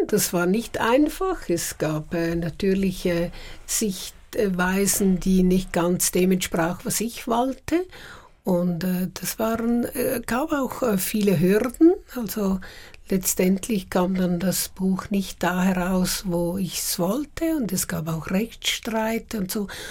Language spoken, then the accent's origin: German; Uster, Zurich, Switzerland; moved away as an adult; also born or lived in Paris; Ich bin ja von Uster gekommen, einem kleinen Dorf